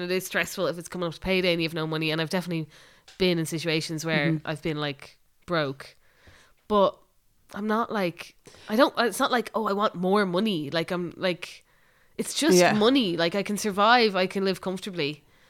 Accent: Ireland

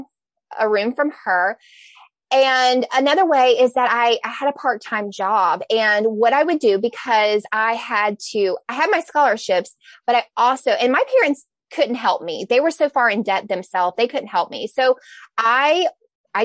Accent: the South, United States; I'm from the South

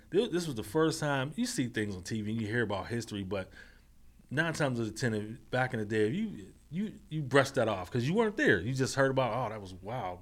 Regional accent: Braddock, Pennsylvania, United States; born and raised in Braddock, P A, in North Braddock, P A, uh, the Mon Valley

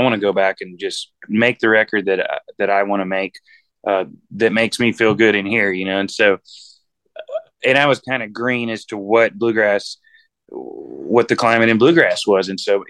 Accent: Boaz, Alabama, United States; now in Nashville, United States; And we're from Alabama, so it's a little town called Boaz, Alabama. But we're kind of like gypsies. We've been all over the country and I've got my roots now in Nashville, Tennessee

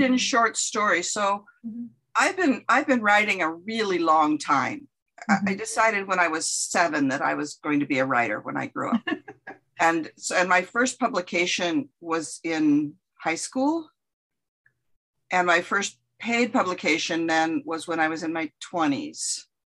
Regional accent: California, United States; moved away as an adult; now in Winona, Minnesota, United States; I was uh, born and raised in California and moved to the Midwest when I went to college in the back in the 70s

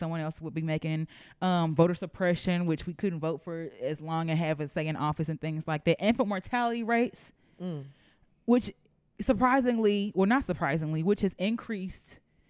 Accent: Nigeria; I'm Nigerian.

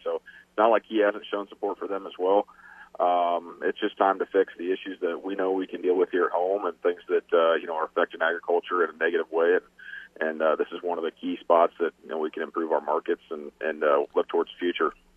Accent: Iowa, United States; my home state of Iowa

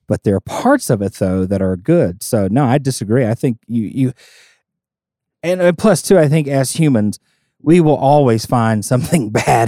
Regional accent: Southern United States, United States; I grew up in the South, but I am not a super friendly Southerner.

